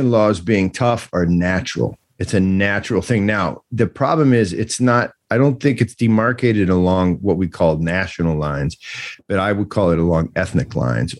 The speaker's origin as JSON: {"language": "English", "country": "United States", "said": "as an American person"}